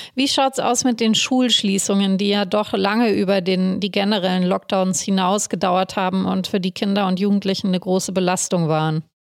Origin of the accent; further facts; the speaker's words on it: Munich, Bavaria, Germany; mir als Münchnerin